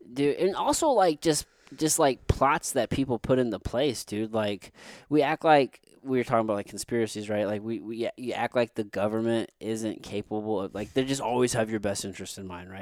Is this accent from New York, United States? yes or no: no; Missouri, United States; I grew up here in Missouri